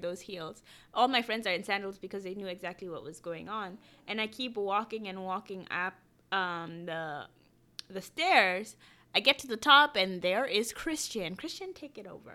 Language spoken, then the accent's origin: English; Kenya; moved away; I grew up in Kenya